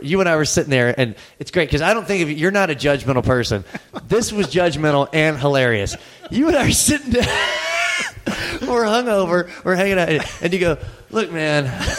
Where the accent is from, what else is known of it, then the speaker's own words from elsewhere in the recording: the South, United States; I'm from the South.